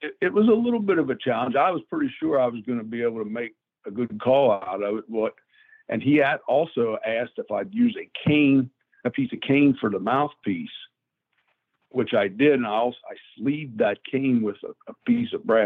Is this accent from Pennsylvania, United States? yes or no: yes; Greencastle, Pennsylvania, United States; also born or lived in Kutztown, Pennsylvania; I'm from Kutztown, Pennsylvania. I grew up in Greencastle, Pennsylvania.